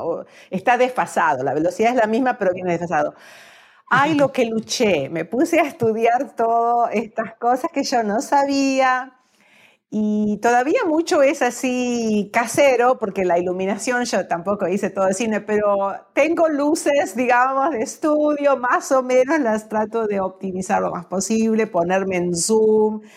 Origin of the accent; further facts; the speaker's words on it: Argentina; moved away as an adult; en mi país tenemos el tango, pero también tenemos las danzas folclóricas que son más como regionales